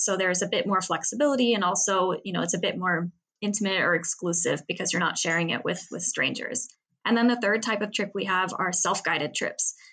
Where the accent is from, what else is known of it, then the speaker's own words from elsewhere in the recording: Seattle, Washington, United States; moved away as an adult; now in Paris, France; I'm from Seattle